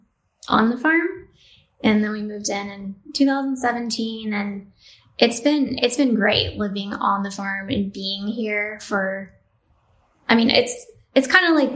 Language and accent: English; New Mexico, United States; So I'm from New Mexico. I grew up in a farming family.